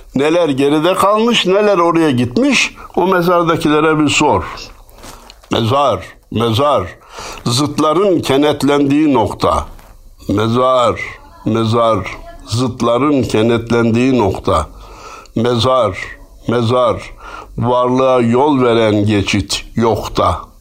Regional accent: Turkey

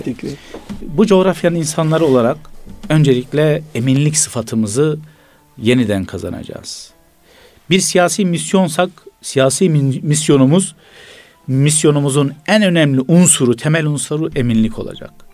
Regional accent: Gaziantep, Turkey; Bir Gaziantep'li olarak

